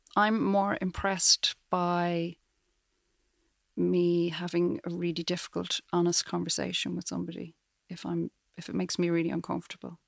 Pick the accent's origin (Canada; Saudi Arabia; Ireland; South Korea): Ireland; Dublin, Leinster; moved away as an adult; now in Galway, Ireland; I grew up in Dublin. I lived there till I was about thirty and then moved to Galway.